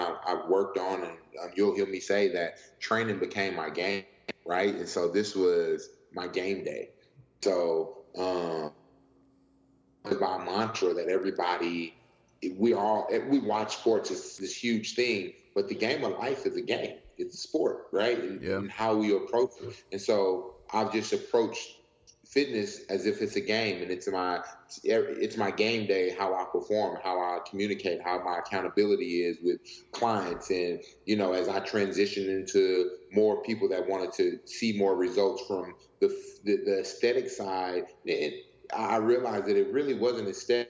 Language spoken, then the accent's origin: English; Houston, Texas, United States; moved away as an adult; also born or lived in Santa Monica; I'm from Houston, Texas